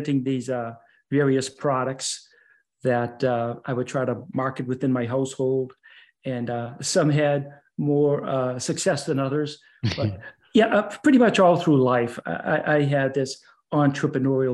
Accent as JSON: {"language": "English", "region": "Arizona", "country": "United States", "tie": "born or raised there", "also_born_or_lived": "Middleborough, Massachusetts / Massachusetts", "moved": "as an adult", "lives_now": "Jacksonville, United States", "said": "So being nine, and I went along with her and lived out in Arizona for about 10 years"}